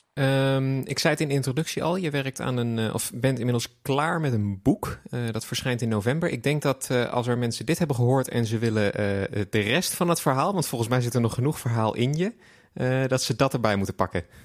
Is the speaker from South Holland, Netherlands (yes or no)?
yes; The Hague, South Holland, Netherlands; ik kom zelf uit Den Haag